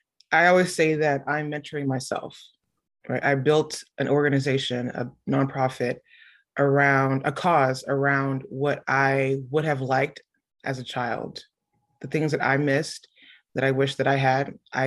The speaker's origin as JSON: {"language": "English", "town": "Houston", "region": "Texas", "country": "United States", "tie": "born or raised there", "said": "So I'm a native Houstonian, born and raised. Yep. I grew up in A-Leaf. So I'm from the SWAT."}